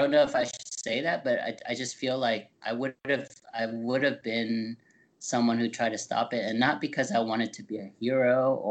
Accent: United States; we're American through and through, whatever you may want to define that as, but we were born here

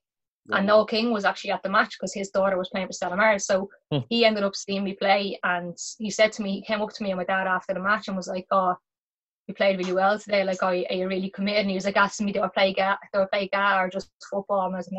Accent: Ireland; Like most parents growing up in Ireland, bringing their kids everywhere.

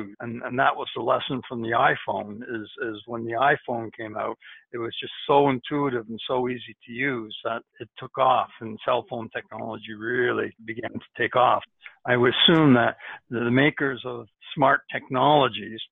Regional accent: Montreal, Quebec, Canada; I'm from Canada. I grew up in Montreal

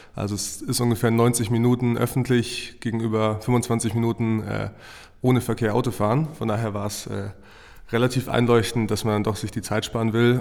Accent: Fürstenfeldbruck, Bavaria, Germany; gebürtig aus München, aus Fürstenfeldbruck

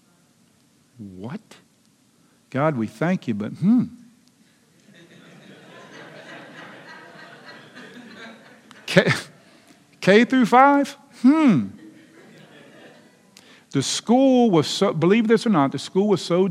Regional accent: Lexington Park, Maryland, United States; also born or lived in Charles County, Maryland; I grew up in Lexington Park, Maryland

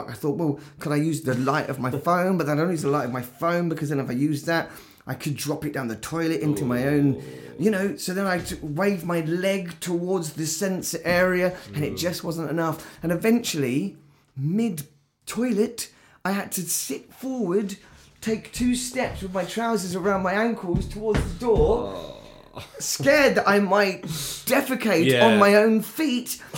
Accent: England, United Kingdom; we're very English

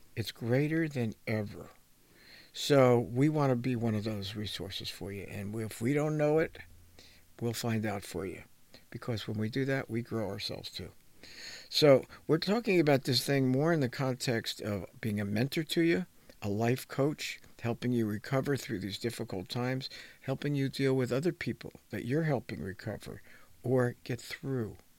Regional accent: New Jersey, United States; People that I grew up with in New Jersey

